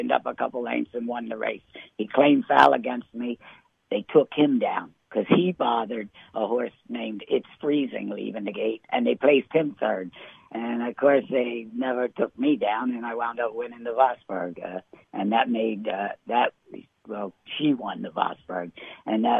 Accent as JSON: {"language": "English", "town": "Marlton", "region": "New Jersey", "country": "United States", "tie": "born or raised there", "also_born_or_lived": "Mount Holly, New Jersey", "said": "When I was a little kid, I was born in Mount Holly, New Jersey, and my uncle had a farm in Marlton, New Jersey. To the age of nine, I lived on my uncle's farm with my parents"}